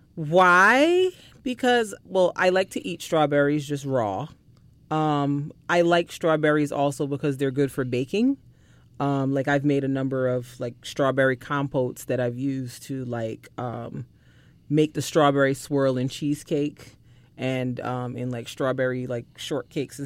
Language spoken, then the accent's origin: English; Barbados; moved away; growing up in Barbados